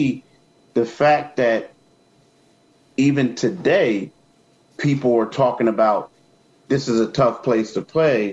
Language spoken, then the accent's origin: English; Philadelphia, Pennsylvania, United States; I'm from Philly